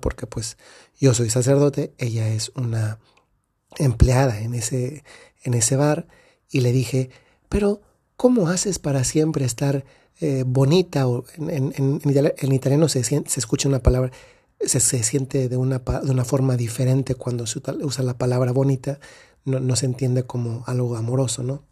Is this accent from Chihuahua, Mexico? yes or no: no; Dolores Hidalgo, Guanajuato, Mexico; la ciudad de donde soy, Dolores Hidalgo, Guanajuato, en México